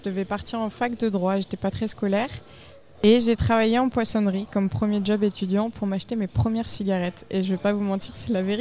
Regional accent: Cernay-la-Ville, Île-de-France, France; Je viens de la région parisienne, la vallée de Chevreuse.

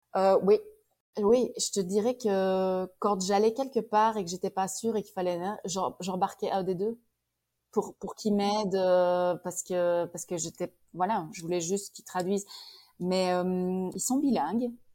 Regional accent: Liège, Wallonia, Belgium; accent: Belgian; moved away as an adult; also born or lived in Prince Edward Island, Canada; now in Kelowna, Canada; je suis née à Liège je restais à Liège

